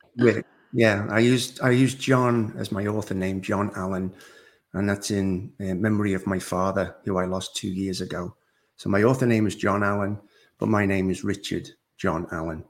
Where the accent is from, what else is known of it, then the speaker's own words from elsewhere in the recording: Liverpool, North West England, United Kingdom; moved away as an adult; now in North Carolina, United States; I actually live in North Carolina in the United States. I'm originally from Liverpool, England, okay. and I've been in the States now 21 years